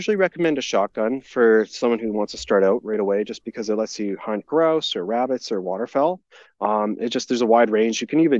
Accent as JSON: {"language": "English", "region": "Alberta", "country": "Canada", "said": "You're allowed to hunt there just from being a Canadian and an Albertan."}